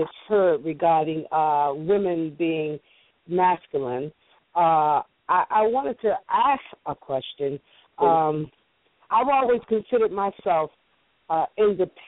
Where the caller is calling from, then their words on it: Maryland, United States; I'm calling from Maryland.